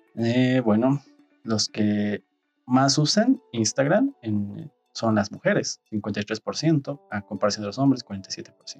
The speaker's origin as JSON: {"language": "Spanish", "country": "Bolivia", "said": "en Bolivia somos usuarios de Android"}